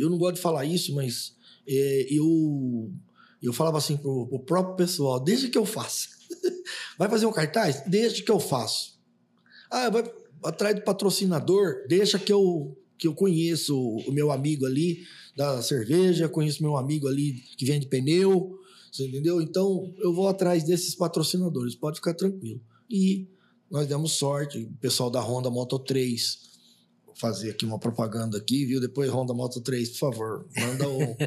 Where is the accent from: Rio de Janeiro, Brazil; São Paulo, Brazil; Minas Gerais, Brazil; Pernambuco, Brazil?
São Paulo, Brazil; Bauru; moved away as an adult; now in Três Lagoas, Brazil; Eu, eu, sou um bauruense, né? Eu sou de Bauru